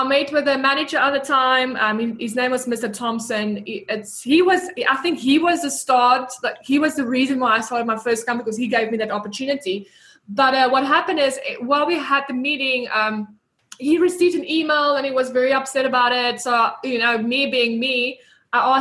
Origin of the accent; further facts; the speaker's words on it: South Africa; moved away as an adult; also born or lived in Bloemfontein, South Africa / Port Elizabeth, South Africa; now in Auckland, New Zealand; I'm a South African. I lived in Bloemfontein, Port Elizabeth. I did study at the University of the Free State